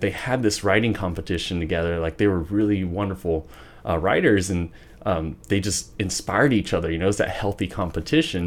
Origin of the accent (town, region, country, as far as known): Wichita, Kansas, United States; born or raised there; also born or lived in Garden City, Kansas